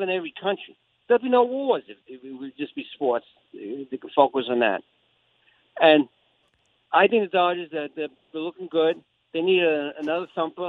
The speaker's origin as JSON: {"language": "English", "town": "New York City", "region": "New York", "country": "United States", "moved": "yes", "lives_now": "New Jersey, United States", "said": "I'm from Staten Island."}